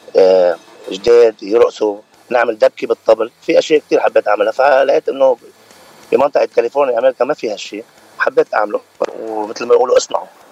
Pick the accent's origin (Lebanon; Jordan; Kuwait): Lebanon; moved away as an adult; now in California, United States; أنا من لبنان وصار لي تقريبا 8 سنين من سنة 2012 بكاليفورنيا أمريكا